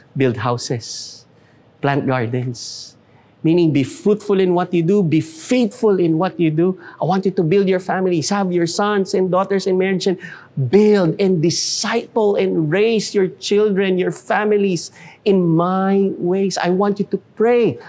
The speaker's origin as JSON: {"language": "English", "country": "Philippines", "said": "We will do what we need to do as Filipino citizens"}